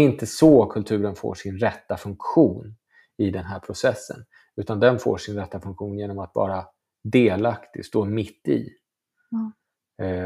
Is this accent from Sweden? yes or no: yes; Stockholm, Stockholm County, Sweden; har ju precis som alla stockholmare åkt mycket till Göteborg på somrarna